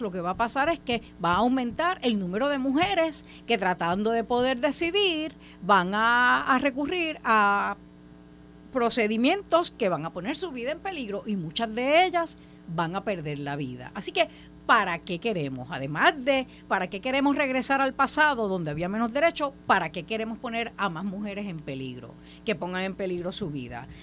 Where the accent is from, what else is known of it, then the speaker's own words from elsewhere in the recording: Puerto Rico; como puertorriqueña